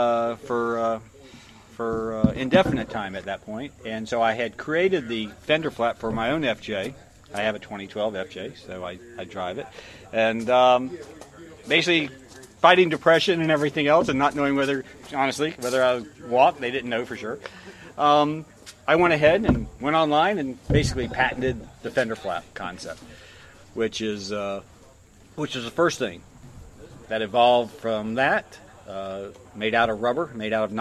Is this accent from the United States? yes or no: yes; Florida, United States; I'm from Florida. We got love bugs in Florida.